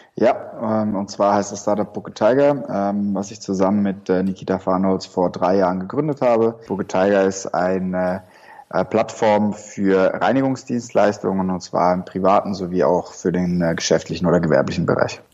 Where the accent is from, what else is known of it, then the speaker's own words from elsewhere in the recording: Switzerland; moved away as an adult; also born or lived in Shanghai; now in Berlin, Germany; komme ursprünglich aus der Schweiz und habe ja wie sich's für einen guten Schweizer gehört, eine Bankausbildung gemacht